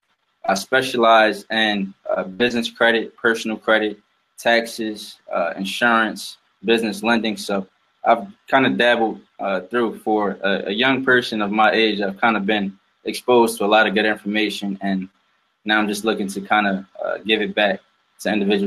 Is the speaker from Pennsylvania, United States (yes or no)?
yes; Philadelphia, Pennsylvania, United States; I'm from Philadelphia originally, born and raised. It's a tough city